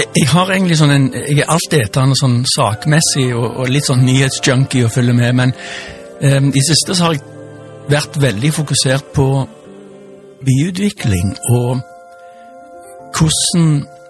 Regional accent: Stavanger, Rogaland, Norway; also born or lived in United States / Randaberg / Sola; nå bor jeg altså i barndomshjemmet mitt på Stokka i Stavanger

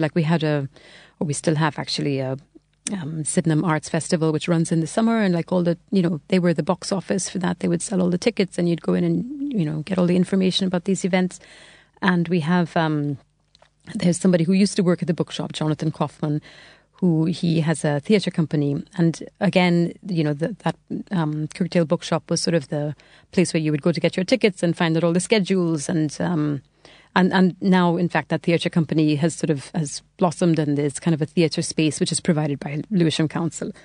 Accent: Trinidad & Tobago; moved away as an adult; now in England; I'm from Trinidad originally. So, um, yeah, so I was born there and I lived there until I was 18.

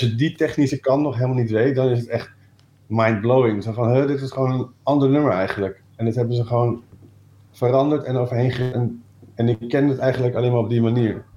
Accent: Amersfoort, Utrecht, Netherlands; also born or lived in Breda; Ja, ik ben geboren in Breda, maar op oh. derde naar Amersfoort verhuisd. Eh, dus ik ben wel echt opgegroeid daar

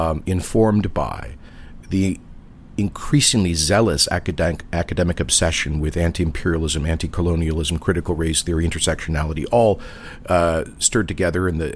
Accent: Canada

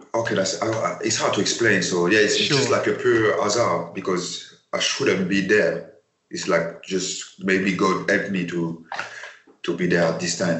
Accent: Paris, Île-de-France, France; English is a second language; moved away as an adult; I come from Paris

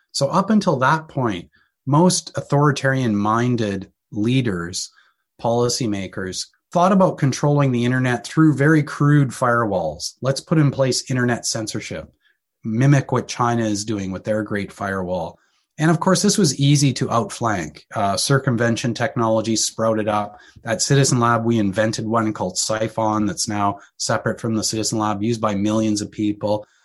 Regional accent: Canada; being Canadian, located in Canada

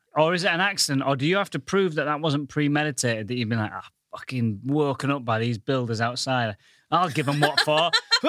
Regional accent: Goole, Yorkshire and the Humber, United Kingdom; now in London, United Kingdom; I come from the northern town of Goole.

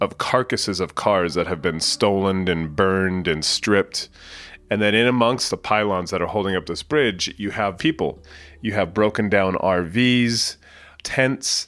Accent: San Jose, California, United States; moved away as an adult; also born or lived in London; now in San Francisco, United States; I grew up in the Bay Area in San Jose, not far from here

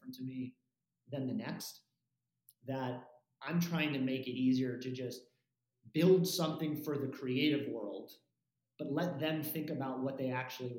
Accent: Los Angeles, California, United States; growing up in Los Angeles and going to the Troubadour

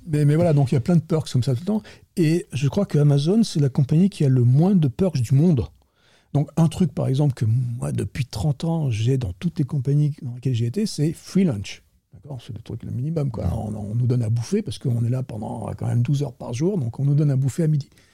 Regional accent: France; moved away as an adult; now in Silicon Valley, United States; je suis français, franchouillard de base, hein, quand même. Ça depuis donc 30 ans, je suis là-bas

